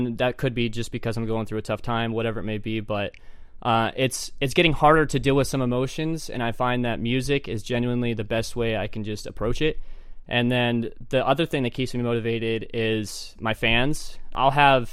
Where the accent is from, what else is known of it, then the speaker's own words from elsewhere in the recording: Ogden, Utah, United States; I was born and raised in Ogden, Utah.